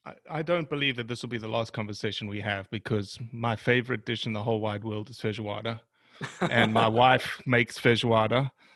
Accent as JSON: {"language": "English", "region": "Rio de Janeiro", "country": "Brazil", "tie": "born there", "said": "You know that I was born in Rio too?"}